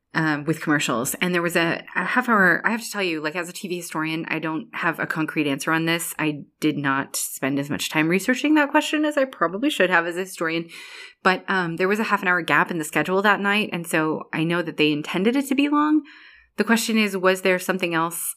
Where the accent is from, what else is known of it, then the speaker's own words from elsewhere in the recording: Ireland; I'm Irish